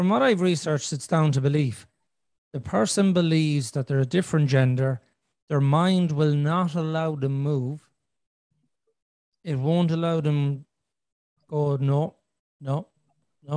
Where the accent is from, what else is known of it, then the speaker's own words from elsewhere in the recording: Ireland; I'm Irish because I was born in Ireland